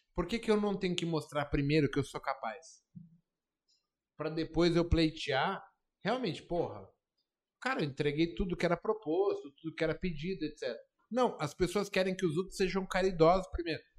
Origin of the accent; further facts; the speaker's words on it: Brazil; moved away; eu saí da Brasilândia